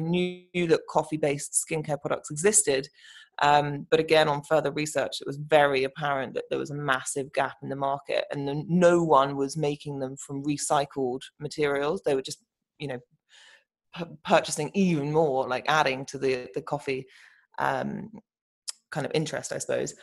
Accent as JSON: {"language": "English", "region": "London", "country": "United Kingdom", "said": "I am from London, and we are based in London"}